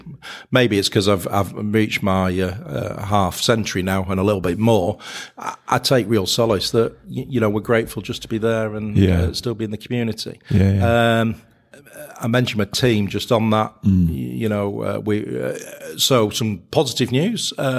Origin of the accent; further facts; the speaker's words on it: Manchester, North West England, United Kingdom; and I'm a Mancunian, so I had to get that one in.